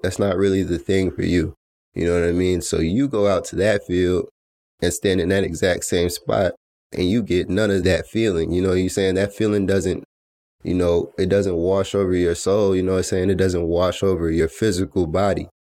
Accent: Atlanta, Georgia, United States; I was born in Atlanta, Georgia

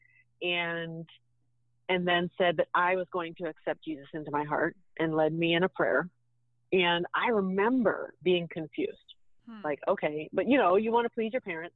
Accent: Pittsburgh, Pennsylvania, United States; moved away; I grew up in Pittsburgh in not such a great neighborhood

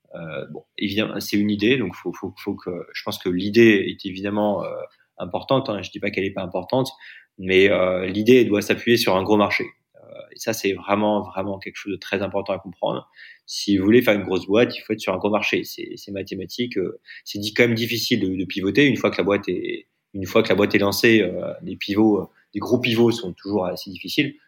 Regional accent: France; moved away; also born or lived in Delhi, India; je suis en Inde, moi, je suis français

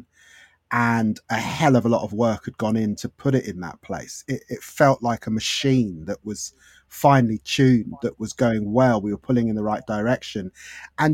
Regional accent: London, United Kingdom; I grew up in Haringey.

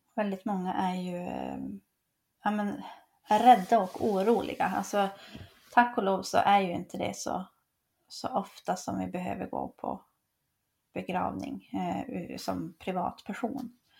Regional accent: Piteå, Norrbotten County, Sweden; jag kommer från, från Pite, ehm, så på den tiden så var det där uppe i Piteå

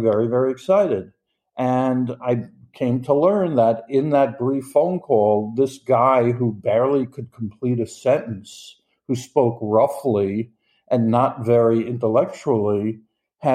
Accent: New York, United States; I'm from New York in the United States.

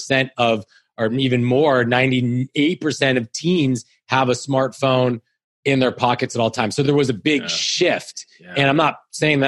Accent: Menlo Park, California, United States; I grew up in Menlo Park

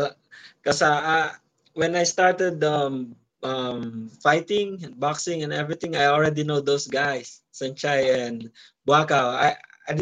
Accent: Philippines; And that's the first belt my hometown has. My hometown in VSE didn't have any belt or didn't have a professional athlete. I'm the only one there. I'm the only one. And yeah, so it's good. It's a good stay here in Philippines.

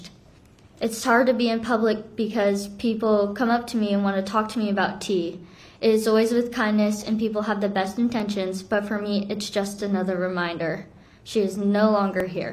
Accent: South Korea; now in Florida, United States; I'm from Korea

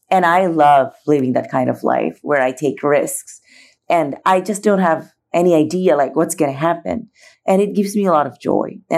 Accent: Philippines; as a foreigner growing up in the Philippines, my journey started there.

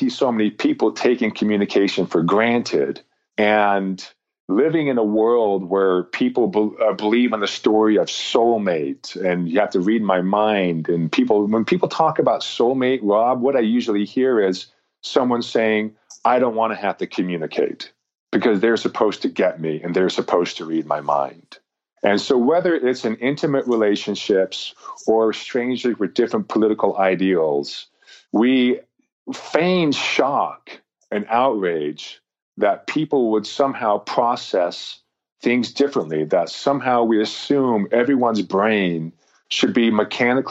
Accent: Intermountain West, United States; you and I were raised in Rocky Mountain, Intermountain West American cultures and values

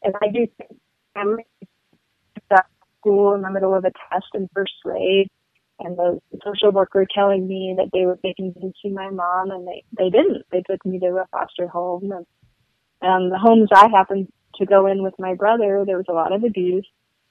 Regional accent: Paris, Île-de-France, France; also born or lived in Luxembourg; I grew up in Paris and Luxembourg

